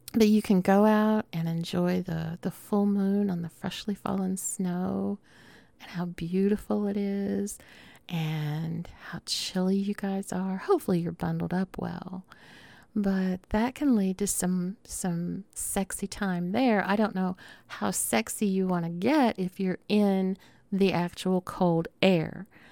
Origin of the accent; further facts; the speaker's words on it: Southern United States, United States; accent: Southern; my Southern accent